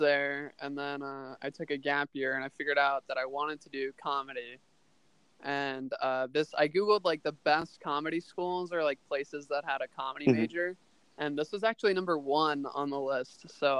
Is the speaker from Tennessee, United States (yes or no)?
no; Portland, Oregon, United States; Portland, Oregon.